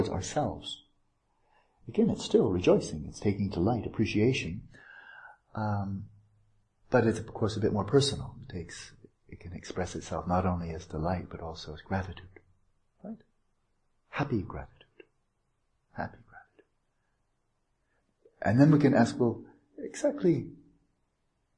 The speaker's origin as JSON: {"language": "English", "country": "United States", "said": "I'm an American"}